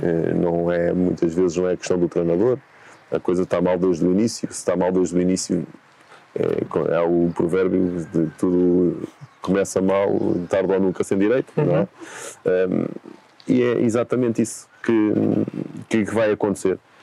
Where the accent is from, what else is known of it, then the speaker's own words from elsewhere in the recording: Tomar, Santarém District, Portugal; moved away as an adult; estamos na cidade de Tomar, eh, é cidade onde eu nasci, onde a minha família, eh, reside, eh, a cidade onde eu cresci